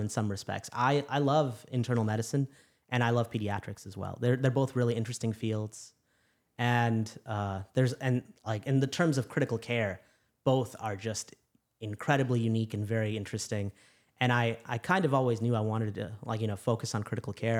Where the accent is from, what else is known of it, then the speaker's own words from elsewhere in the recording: Chicago, Illinois, United States; moved away as an adult; also born or lived in New York City / Louisiana; I'm originally from Chicago